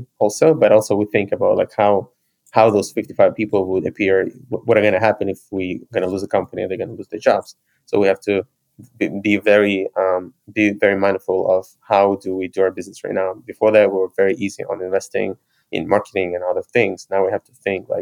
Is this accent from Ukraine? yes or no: yes; Ukraine; I was born in Ukraine and I lived in Ukraine most of my life